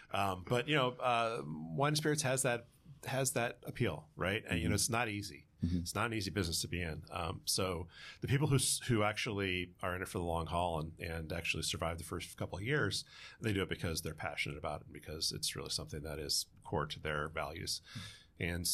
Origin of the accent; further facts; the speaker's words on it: Farmington, Michigan, United States; moved away as an adult; now in California, United States; I grew up in Farmington.